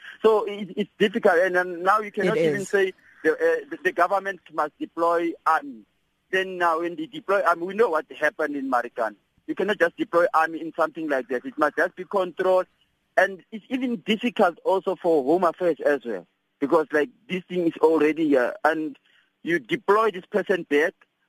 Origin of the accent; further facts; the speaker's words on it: Atteridgeville, Gauteng, South Africa; I'm in Jobetina, Eastern Cape, but I grew up in Atteridgeville, stayed there for long. Atteridgeville, Pretoria West, those people of Atteridgeville, the residents there, they are very quiet people.